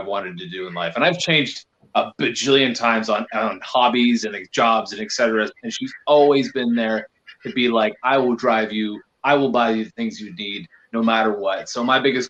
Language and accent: English; Canada; As much as Canadian as I am